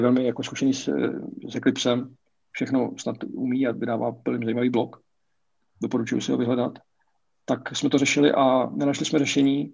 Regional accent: Brno, South Moravian Region, Czechia; já jsem z Brna, bydlím v Brně.

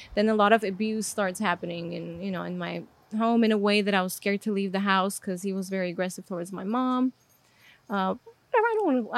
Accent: Armenia; English is a second language; moved away; so I was born and raised in Armenia.

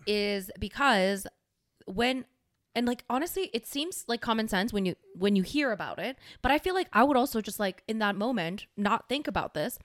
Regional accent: Canada; we're Canadian

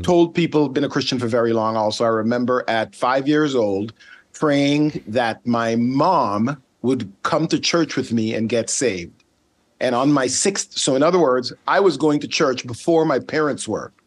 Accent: Sint Maarten; accent: Caribbean; first language Dutch; English is a second language; also born or lived in Netherlands / Charlotte, United States; now in United States; The one that I grew up on is called Saint Martin

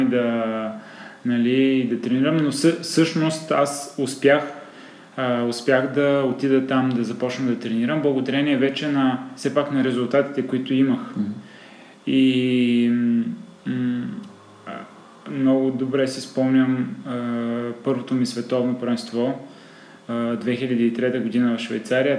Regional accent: Sliven, Sliven Province, Bulgaria; moved away as an adult; now in Sofia, Bulgaria; съм от Сливен, там съм израснал, там съм живял до 18-та си годишна

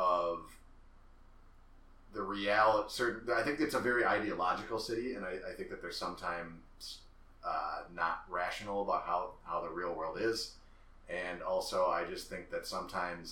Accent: Madison, Wisconsin, United States; now in Milwaukee, United States; I'm originally from Madison

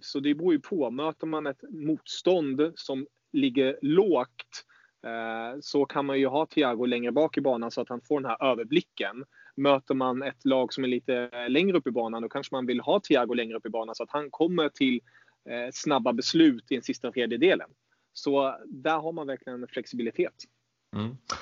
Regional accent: Germany; jag som tysk

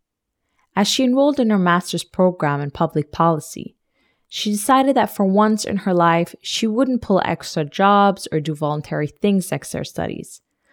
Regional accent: Berlin, Germany; my hometown, Berlin.

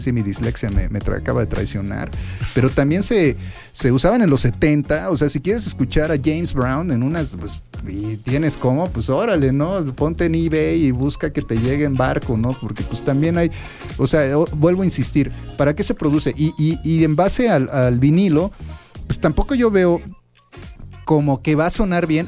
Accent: Minatitlán, Veracruz, Mexico; a mi natitlán, a mi tierra natal que pues por eso uno también es fandanguero

